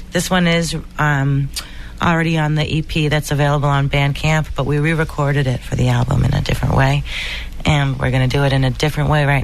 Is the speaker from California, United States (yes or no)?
no; Boston, Massachusetts, United States; Uh, and I'm a singer from Boston.